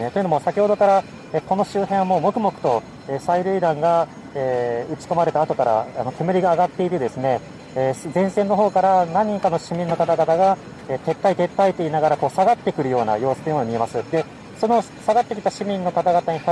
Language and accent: Japanese; Hong Kong; Japanese is a second language; 俺は香港人の民主で自由も、えー、存在の戦いです